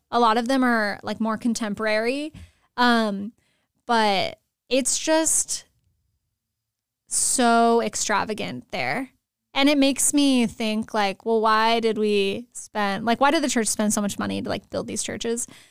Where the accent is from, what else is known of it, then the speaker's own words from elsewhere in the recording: San Antonio, Texas, United States; moved away as an adult; also born or lived in Steubenville, Ohio; now in Escondido, United States; I'm originally from San Antonio, Texas